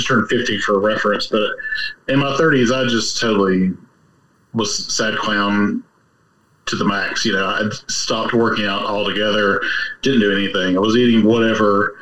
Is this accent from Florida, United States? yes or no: no; Charlotte, North Carolina, United States; I actually grew up in Charlotte